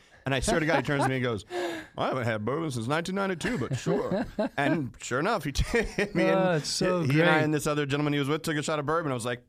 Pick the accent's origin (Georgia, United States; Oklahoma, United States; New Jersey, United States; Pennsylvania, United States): Georgia, United States; Atlanta; growing up in Atlanta